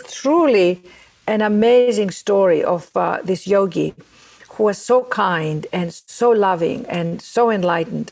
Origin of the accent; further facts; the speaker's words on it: Athens, Attica, Greece; now in New York, United States; I was born and raised in Athens, Greece, as you can all hear from my accent